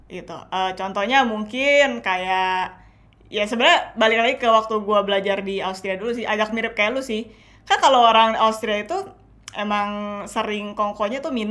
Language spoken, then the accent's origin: Indonesian; Indonesia; mungkin karena um, gue besar di Indo juga